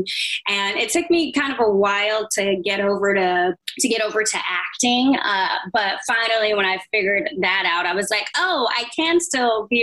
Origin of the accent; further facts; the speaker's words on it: San Diego, California, United States; I spent the rest of my growing up in San Diego